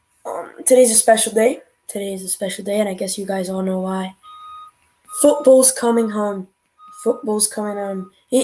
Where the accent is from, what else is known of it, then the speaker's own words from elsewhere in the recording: United States; I'm an American.